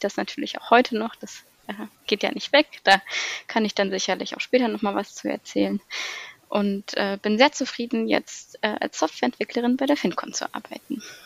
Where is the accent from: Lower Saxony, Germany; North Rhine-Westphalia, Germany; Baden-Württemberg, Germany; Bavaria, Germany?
Lower Saxony, Germany; Weserbergland, near Hamelin; komme ursprünglich aus dem schönen Weserbergland, aus einem kleinen Ort in der Nähe von Hameln